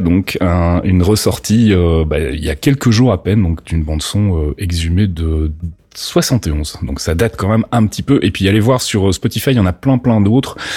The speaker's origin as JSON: {"language": "French", "country": "Belgium", "accent": "Belgian", "said": "mon accent belge ressort"}